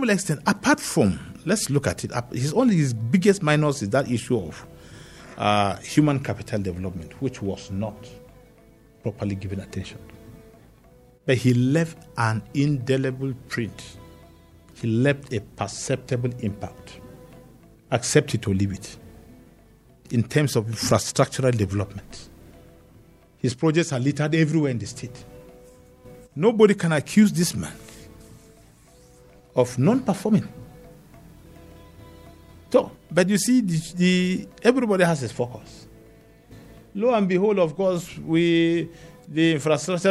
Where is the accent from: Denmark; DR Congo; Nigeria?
Nigeria; Panshin, Plateau; I'm from Panshin